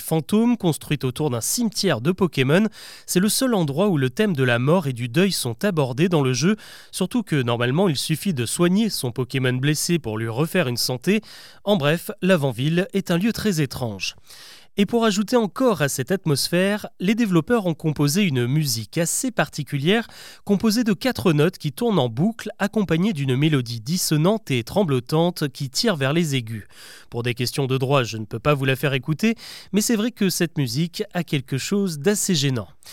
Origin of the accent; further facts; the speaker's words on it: France; chez nous en France